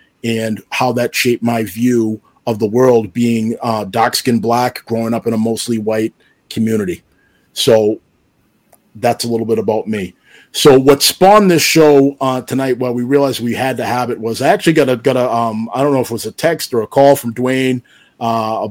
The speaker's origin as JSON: {"language": "English", "town": "Stoughton", "region": "Massachusetts", "country": "United States", "tie": "born or raised there", "said": "I grew up in the town of Stoughton. It's a suburb about 30 minutes south of Boston in Massachusetts"}